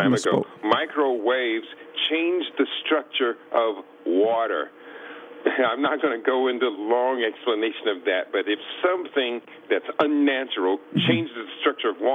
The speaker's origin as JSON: {"language": "English", "area": "Columbus", "region": "Ohio", "country": "United States", "tie": "born or raised there", "said": "I was born in Columbus, Ohio. At the age of 5, our family moved out into the countryside"}